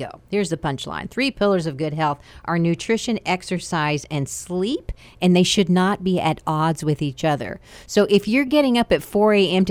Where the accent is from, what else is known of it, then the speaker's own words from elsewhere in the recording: United States; moved away; I grew up in the Panhandle where it's like high plains.